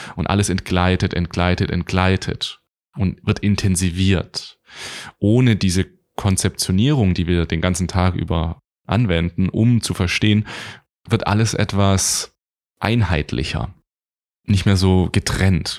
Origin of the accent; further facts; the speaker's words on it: Stuttgart, Baden-Württemberg, Germany; also born or lived in Göppingen; Ich komme aus Deutschland, ich bin in Göppingen geboren, ich bin im Raum Stuttgart aufgewachsen